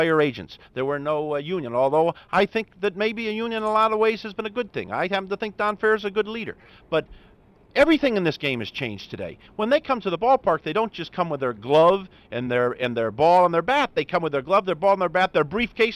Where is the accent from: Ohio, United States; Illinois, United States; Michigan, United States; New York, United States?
Ohio, United States; Cleveland; I grew up in Cleveland, Ohio, an Indians fan in awe of the Yankees